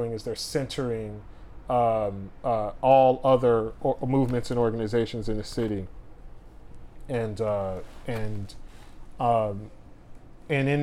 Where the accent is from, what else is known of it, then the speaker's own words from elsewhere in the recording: Los Angeles, California, United States; I'm from South LA.